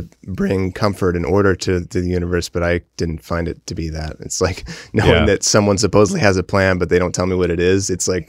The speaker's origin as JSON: {"language": "English", "town": "Mount Vernon", "country": "United States", "tie": "born or raised there", "said": "And so I grew up, I consider Mount Vernon my hometown because I spent the most years there, but it was one of many."}